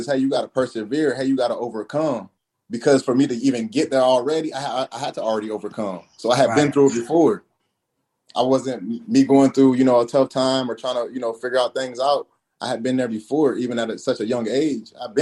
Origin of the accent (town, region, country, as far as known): Eastern Shore of Maryland, United States; born or raised there; moved away as an adult; also born or lived in Auburn, Alabama